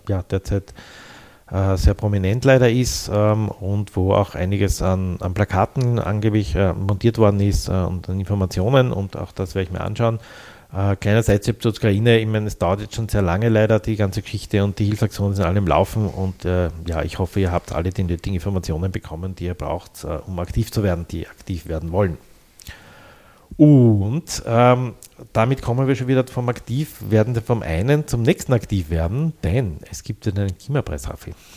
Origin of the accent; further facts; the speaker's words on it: Vienna, Austria; Ich habe da zehn Jahre lang gewohnt als Jugendlicher in der Bastiengasse, Nafgassenbereich und bin quasi täglich dort vorbeigekommen